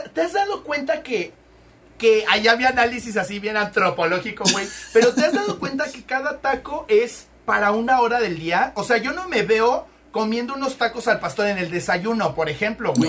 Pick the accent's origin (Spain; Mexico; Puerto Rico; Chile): Mexico